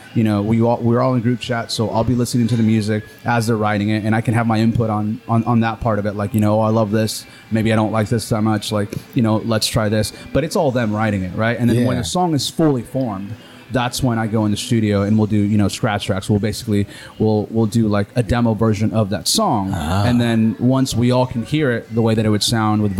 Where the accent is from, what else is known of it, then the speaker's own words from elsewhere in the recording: Honduras; moved away; growing up in Honduras